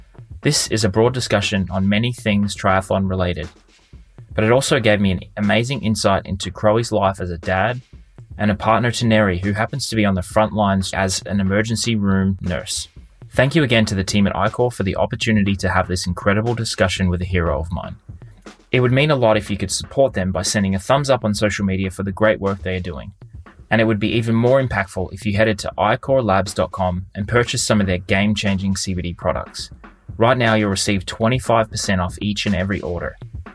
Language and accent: English; Australia; As a kid growing up in Australia, triathlon was practically a national sport, and the athletes racing at the time were household names.